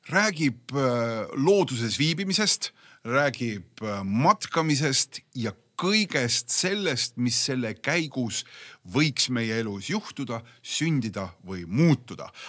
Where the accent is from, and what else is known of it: Tallinn, Harju County, Estonia